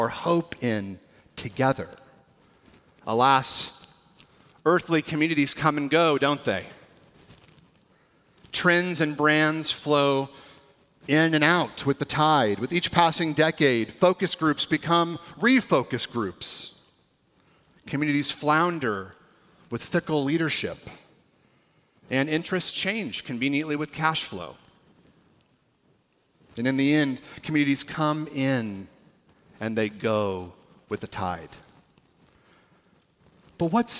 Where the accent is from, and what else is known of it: California, United States; now in Washington, United States